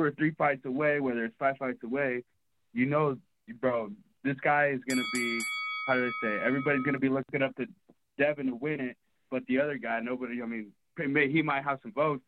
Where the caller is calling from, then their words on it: Lakeview, Oregon, United States; I'm calling from Lakeview, Oregon, small little town.